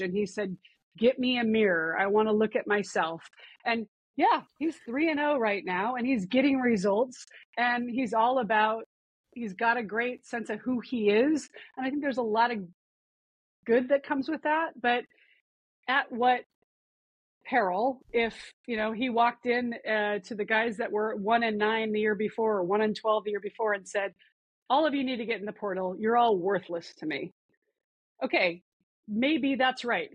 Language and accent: English; Missoula, Montana, United States; moved away; I grew up in Missoula, Montana